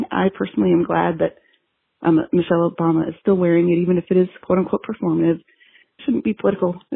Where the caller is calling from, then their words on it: Hood River, Oregon, United States; I'm calling from Hood River, Oregon.